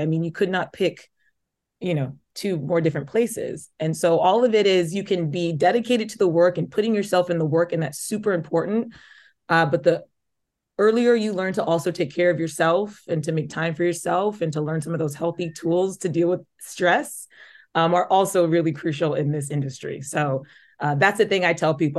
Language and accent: English; Omaha, Nebraska, United States; moved away as an adult; also born or lived in Lincoln, Nebraska; now in New York City, United States; I grew up in Omaha. I went to Papillion La Vista High School